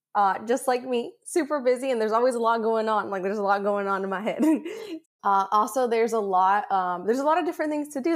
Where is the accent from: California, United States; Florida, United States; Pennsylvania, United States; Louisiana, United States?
California, United States; San Diego; I come from San Diego where you have some of the most gorgeous beaches